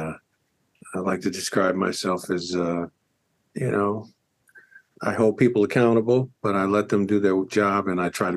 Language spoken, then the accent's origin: English; Toledo, Ohio, United States; I grew up in Toledo, Ohio